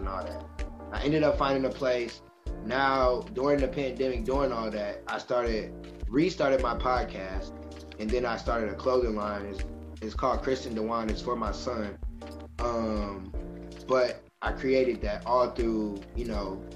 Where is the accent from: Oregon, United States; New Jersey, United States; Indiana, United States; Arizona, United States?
Indiana, United States; Michigan City; moved away as an adult; now in Indianapolis, United States